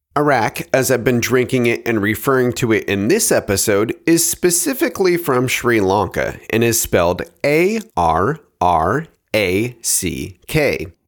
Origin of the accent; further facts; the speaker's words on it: Oregon, United States; my home state of Oregon